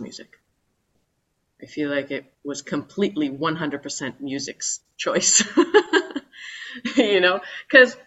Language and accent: English; Calgary, Alberta, Canada; moved away; also born or lived in New York; I was born and raised in Calgary, Alberta, on the west side in the mountains.